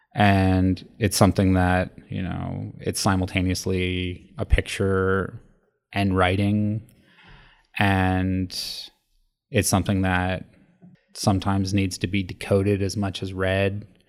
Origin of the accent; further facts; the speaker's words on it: Los Angeles, California, United States; my childhood growing up in Los Angeles